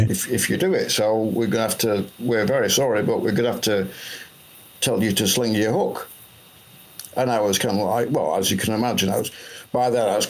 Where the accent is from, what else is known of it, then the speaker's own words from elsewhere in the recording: Blackpool, North West England, United Kingdom; also born or lived in Huddersfield; I moved back from Huddersfield back to my hometown, Blackpool